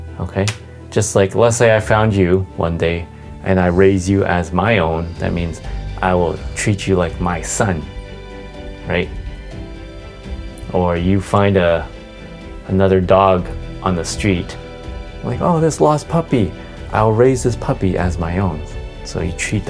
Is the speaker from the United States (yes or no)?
no; Canada; I'm from Canada, I'm Canadian.